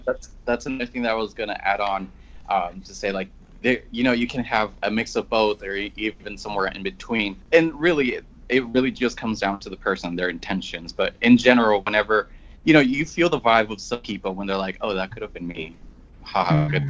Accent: Mexico; now in San Diego, United States; I'm from Mexico. I came to the United States around 2005

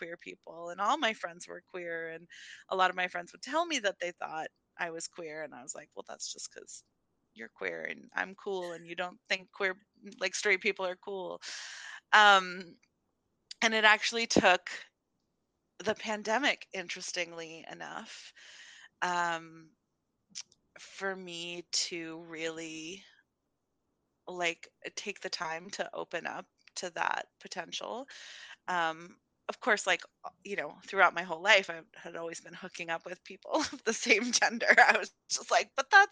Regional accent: Amherst, Massachusetts, United States; also born or lived in Brooklyn, New York; when I was 5, we moved to Massachusetts

